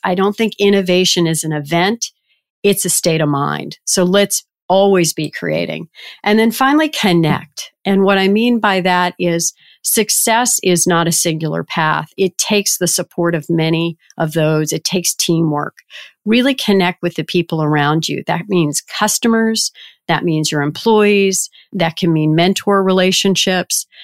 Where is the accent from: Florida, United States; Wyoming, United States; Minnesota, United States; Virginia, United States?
Virginia, United States; Richmond; moved away as an adult; I grew up in Richmond, Virginia